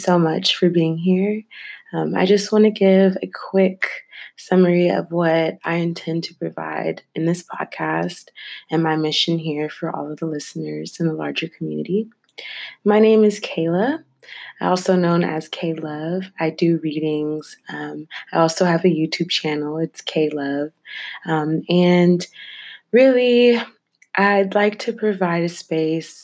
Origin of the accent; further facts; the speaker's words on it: Bay Area, California, United States; I was born and raised in the Bay Area, so California is my home.